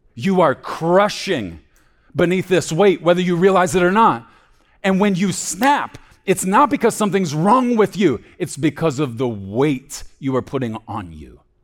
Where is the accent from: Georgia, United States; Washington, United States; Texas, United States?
Texas, United States; growing up in Texas